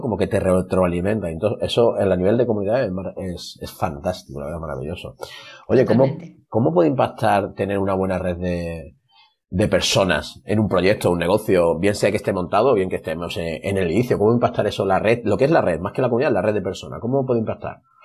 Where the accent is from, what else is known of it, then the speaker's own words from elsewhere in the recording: Marbella, Andalusia, Spain; olernos, que se dice en mi pueblo, vamos a olernos. Aquí por Marbella se dice así